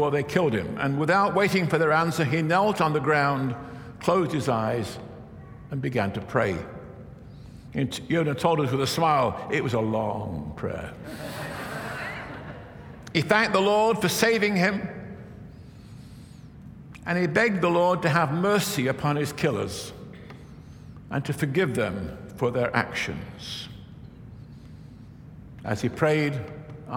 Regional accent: England, United Kingdom; moved away as an adult; also born or lived in Virginia; I grew up Baptist in England where we shout a little bit

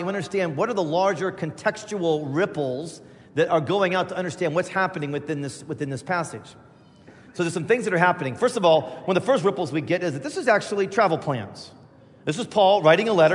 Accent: Indiana, United States; moved away; also born or lived in Chicago; I grew up in Indiana

